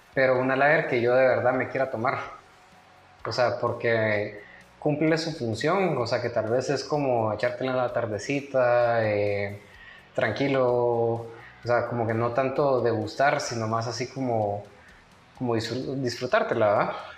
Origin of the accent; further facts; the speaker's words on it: Guatemala; somos los chapines